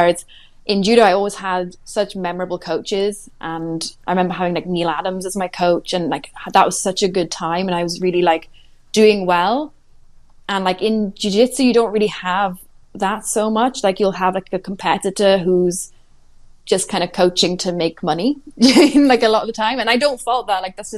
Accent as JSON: {"language": "English", "town": "Swansea", "region": "Wales", "country": "United Kingdom", "also_born_or_lived": "Cardiff", "moved": "as an adult", "said": "I was in Cardiff, which is only an hour from Swansea, where I'm from"}